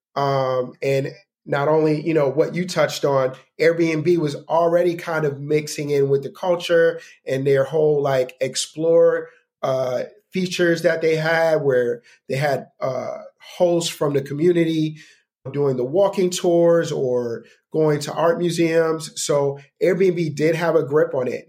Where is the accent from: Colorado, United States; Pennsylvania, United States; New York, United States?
New York, United States; I'm from New York